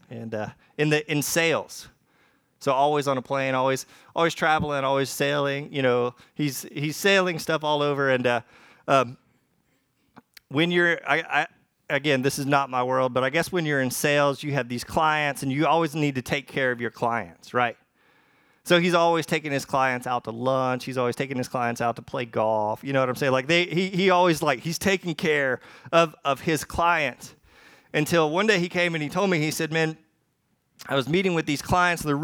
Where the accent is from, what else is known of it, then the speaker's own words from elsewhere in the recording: the South, United States; I'm from the, the, the buckle of the Bible Belt. I, I'm, from, I'm from the South.